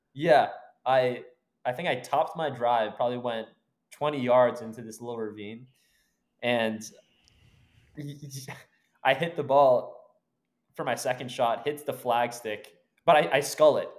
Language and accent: English; Brookline, Massachusetts, United States; now in San Diego area, United States; We grew up in Brookline, um, just outside of Boston